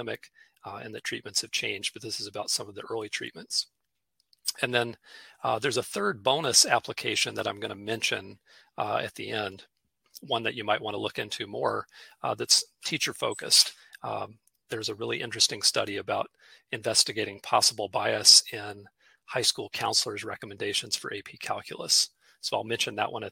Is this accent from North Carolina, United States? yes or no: yes; Charlotte, North Carolina, United States; I'm coming to you from Charlotte, North Carolina tonight, my hometown